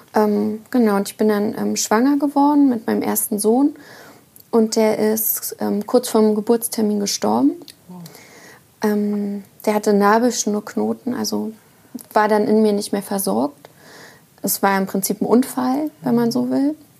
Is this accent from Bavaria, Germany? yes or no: no; Uckermark, Brandenburg, Germany; moved away; also born or lived in Rostock / northern Germany; ich komme ja aus der Uckermark, also aus dem tiefsten Osten